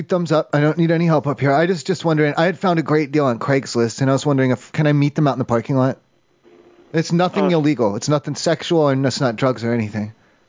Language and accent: English; Kentucky, United States; I'm from Kentucky, so I don't know.